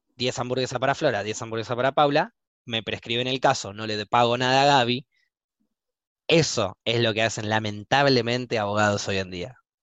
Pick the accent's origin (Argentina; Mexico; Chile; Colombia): Argentina; moved away as an adult; also born or lived in New Zealand; como éramos argentinos